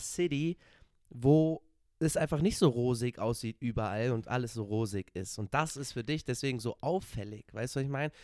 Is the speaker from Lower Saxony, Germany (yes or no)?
no; Cologne, North Rhine-Westphalia, Germany; ich komme aus Köln